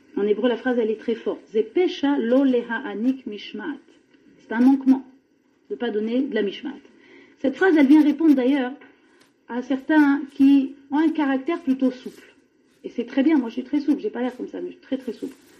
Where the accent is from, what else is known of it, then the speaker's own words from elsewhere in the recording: France; on est français, on vient de France